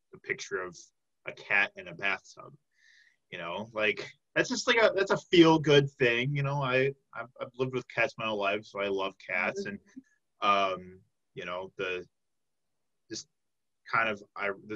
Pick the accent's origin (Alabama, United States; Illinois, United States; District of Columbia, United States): Illinois, United States; Tinley Park; I'm from the south suburbs of Chicago. I'm from the Tinley Park area.